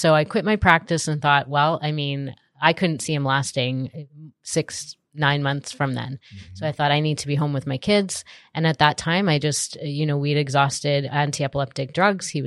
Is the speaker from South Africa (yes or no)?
no; Canada; I am from Canada.